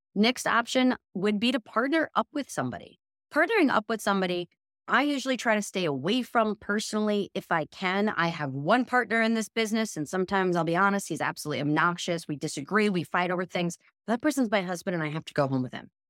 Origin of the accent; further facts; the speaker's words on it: New York, United States; as a New Yorker